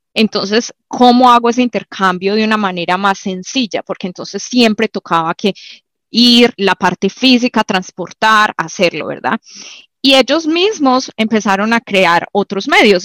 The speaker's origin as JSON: {"language": "Spanish", "town": "Medellín", "region": "Antioquia", "country": "Colombia", "tie": "born or raised there", "moved": "yes", "said": "yo nací en Manrique, era uno de los barrios más peligrosos en Medellín en su época"}